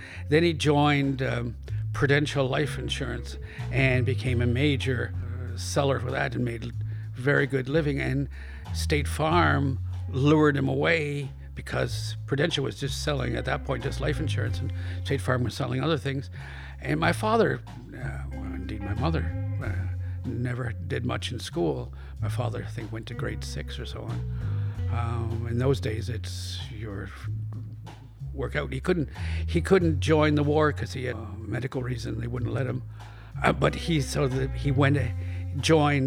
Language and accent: English; Kingston, Ontario, Canada; moved away as an adult; also born or lived in Orillia, Ontario / Toronto (Scarborough), Ontario; now in Montreal, Canada; I grew up mostly in Kingston until I was in grade 10. We moved to Toronto